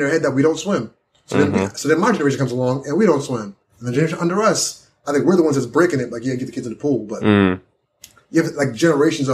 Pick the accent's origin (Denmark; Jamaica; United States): Jamaica; moved away; my country, my home country